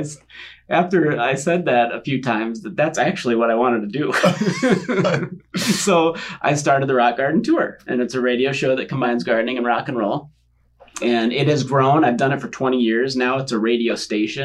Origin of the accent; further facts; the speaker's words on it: 30 miles south of Sioux Falls, South Dakota, United States; So I'm a farm kid. I grew up 30 miles south of Sioux Falls.